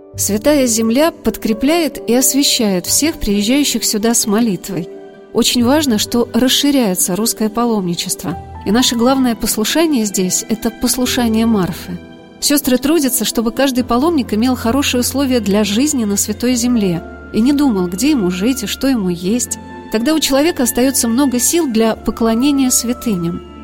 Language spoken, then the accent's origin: Russian; Saratov, Saratov Oblast, Russia; из моего родного города Саратова